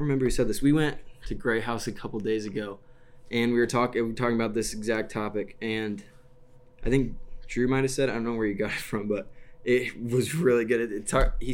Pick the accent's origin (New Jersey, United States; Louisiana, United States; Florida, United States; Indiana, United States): Indiana, United States; West Lafayette; I've just been here in West Lafayette because I'm from West Lafayette